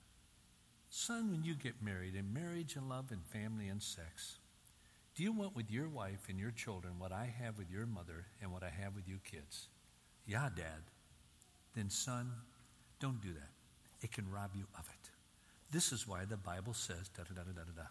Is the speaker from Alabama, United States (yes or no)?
no; Union City, Michigan, United States; growing up in Union City, Michigan, on the farm right on the city limits